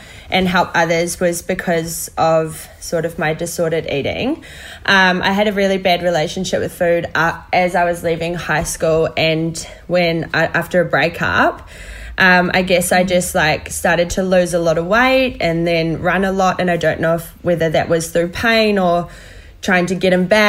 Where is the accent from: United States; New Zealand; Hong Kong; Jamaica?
New Zealand; I'm a Kiwi girl